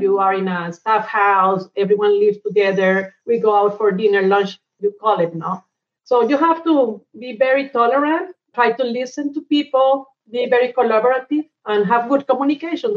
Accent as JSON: {"language": "English", "town": "Cali", "region": "Valle del Cauca", "country": "Colombia", "tie": "born or raised there", "also_born_or_lived": "Bogota / Angola / Abu Dhabi", "moved": "as an adult", "said": "we were growing up in Cali. That is kind of a medium sized city in Colombia."}